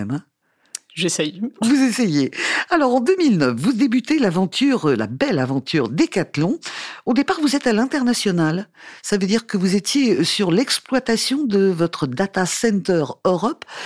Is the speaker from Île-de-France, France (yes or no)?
no; Valenciennes, Hauts-de-France, France; now in Lille, France; oui, je suis né à Valenciennes, mais maintenant j'habite à Lille.